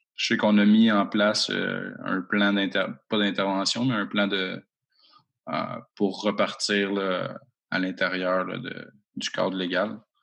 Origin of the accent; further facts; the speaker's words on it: Rouyn-Noranda, Quebec, Canada; je suis natif de l'Abitibi-Témiscamingue, à Rwanda